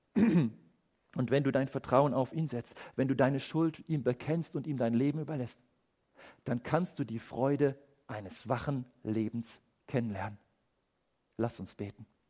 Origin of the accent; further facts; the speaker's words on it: Germany; bei uns in Deutschland